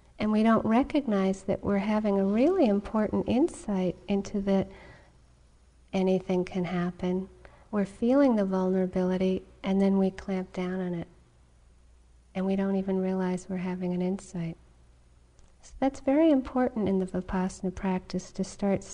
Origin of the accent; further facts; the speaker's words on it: New England, United States; I grew up in New England